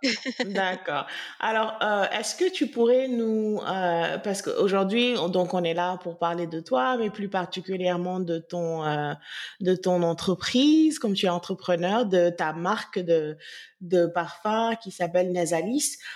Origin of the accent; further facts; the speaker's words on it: Senegal; en tant que Sénégalaise